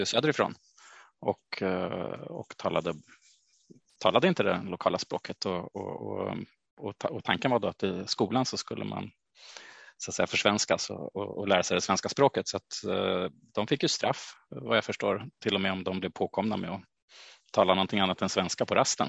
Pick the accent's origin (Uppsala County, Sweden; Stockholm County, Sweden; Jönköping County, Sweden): Stockholm County, Sweden; Stockholm; jag är född och uppvuxen i Stockholm